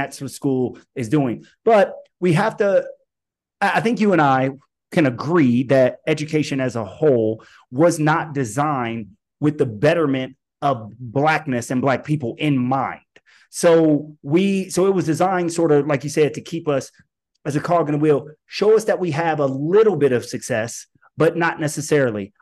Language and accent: English; Alton, Illinois, United States; born and raised in the Midwest. I myself am from, am from Alton, Illinois